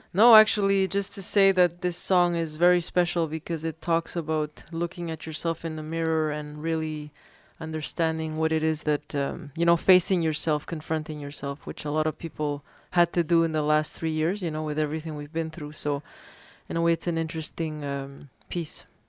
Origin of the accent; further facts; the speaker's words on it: Peru; moved away; I grew up in Peru